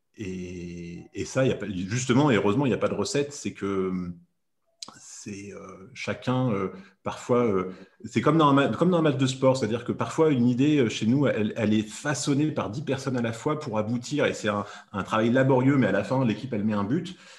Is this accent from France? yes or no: yes; Grenoble, Auvergne-Rhône-Alpes, France; je suis de Grenoble